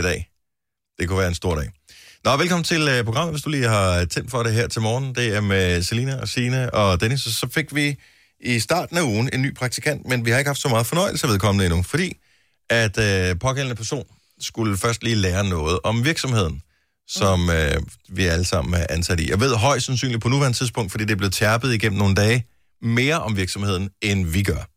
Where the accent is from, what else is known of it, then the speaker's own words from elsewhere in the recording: Funen, Southern Denmark, Denmark; moved away; jeg er opvokset på Fyn